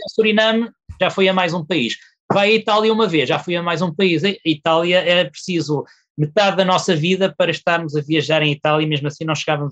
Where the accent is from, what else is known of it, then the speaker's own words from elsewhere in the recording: Portugal; sendo português